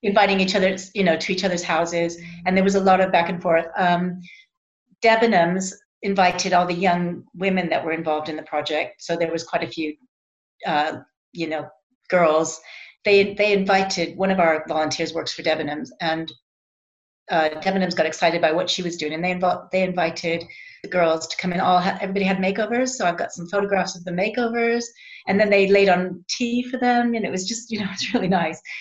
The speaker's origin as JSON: {"language": "English", "country": "United States", "moved": "yes", "said": "I'm American"}